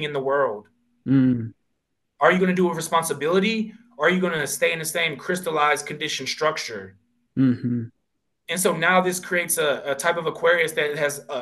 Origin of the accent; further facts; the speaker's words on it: Pennsylvania, United States; growing up in Pennsylvania, there's Quakers